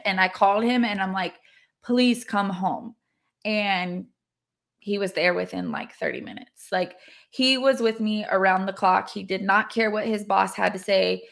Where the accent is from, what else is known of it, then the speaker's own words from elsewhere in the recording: California, United States; moved away as an adult; also born or lived in Hawaii; now in Arkansas, United States; I am born and raised in California